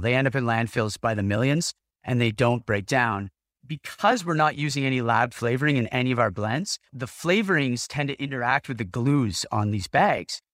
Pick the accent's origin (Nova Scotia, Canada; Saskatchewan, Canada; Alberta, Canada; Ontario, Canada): Ontario, Canada; Ottawa; moved away as an adult; when I moved back to Ottawa, my hometown